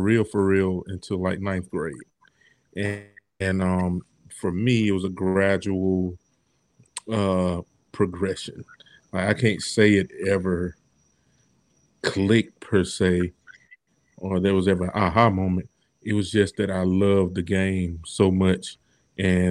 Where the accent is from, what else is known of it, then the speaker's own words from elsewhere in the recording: Macon, Georgia, United States; I was born in Macon, Georgia